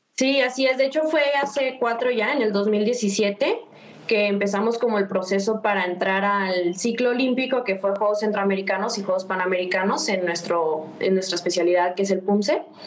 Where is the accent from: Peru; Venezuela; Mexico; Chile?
Mexico; Guadalajara, Jalisco; moved away as an adult; also born or lived in Mexico City; Soy de Guadalajara, aquí pues está mi casa, mi familia